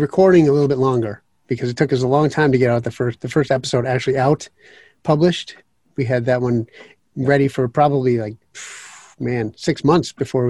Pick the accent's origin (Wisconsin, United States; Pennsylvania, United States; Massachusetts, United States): Wisconsin, United States; Wauwatosa; We're from suburban Milwaukee, a little place called Wauwatosa.